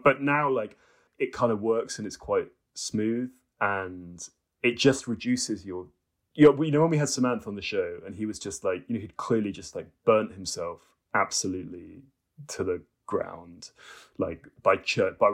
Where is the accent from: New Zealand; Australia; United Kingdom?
United Kingdom; Cambridge, East of England; I came from a sort of academic family in Cambridge